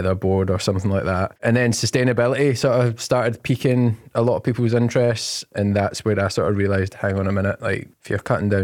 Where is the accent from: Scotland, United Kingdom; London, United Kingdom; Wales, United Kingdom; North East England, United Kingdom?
Scotland, United Kingdom; Glasgow; I grew up in the East End of Glasgow